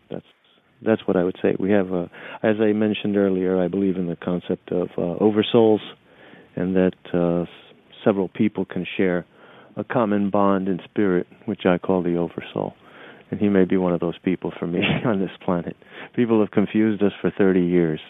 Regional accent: New York City, New York, United States; also born or lived in Nicaragua / New Orleans / Tampa; I'm a New York City kid. You know, I grew up in New York City. I was born in Nicaragua and spent 2 years there.

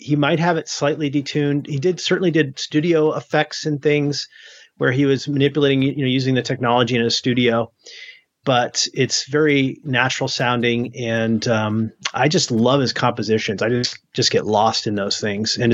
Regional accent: New Hampshire, United States; moved away; also born or lived in Maine; I grew up in the Northeast in New England, in New Hampshire, in Maine

